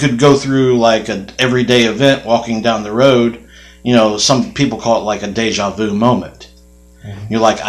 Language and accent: English; United States; I'm from Polk County